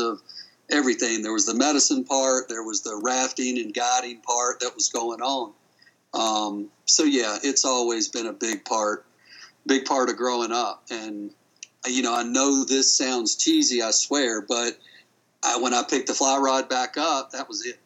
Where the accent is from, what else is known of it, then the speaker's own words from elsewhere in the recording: Boone, North Carolina, United States; moved away; I'm a redneck from North Carolina, from Boone